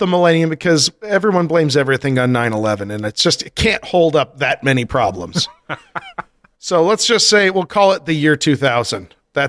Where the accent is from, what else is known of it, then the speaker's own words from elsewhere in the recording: Colorado, United States; moved away; I grew up in Colorado.